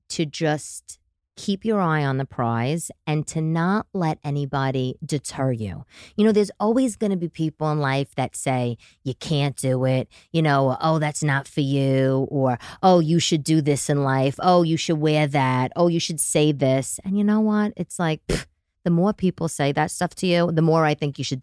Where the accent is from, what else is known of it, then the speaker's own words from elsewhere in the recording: Staten Island, New York, United States; from when I was a little girl growing up in Staten Island to like drama with my father, my parents' divorce, that sort of thing.